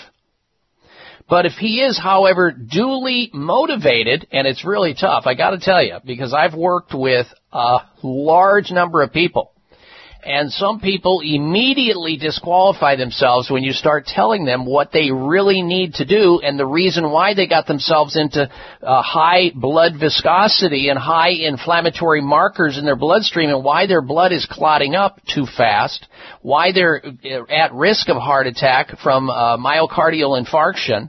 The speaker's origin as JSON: {"language": "English", "region": "Midwest", "country": "United States", "tie": "born or raised there", "said": "the diet that I grew up on in the Midwest"}